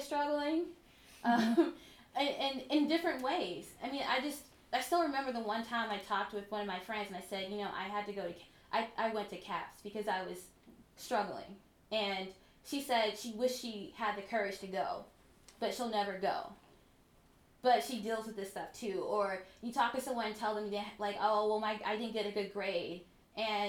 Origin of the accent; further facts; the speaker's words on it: Mississippi, United States; moved away as an adult; also born or lived in Philadelphia / Ithaca; I was from Mississippi and I assumed that, well, first of all, I live in a town of 5,000 people